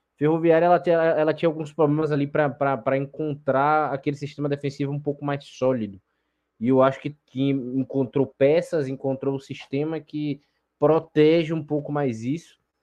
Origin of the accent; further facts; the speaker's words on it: Bahia, Brazil; eu sou baiano